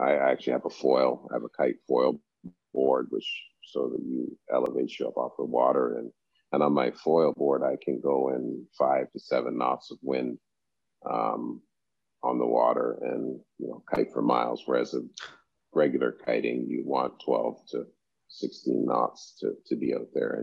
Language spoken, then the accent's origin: English; Canada; moved away as an adult; now in Turks and Caicos; growing up in Canada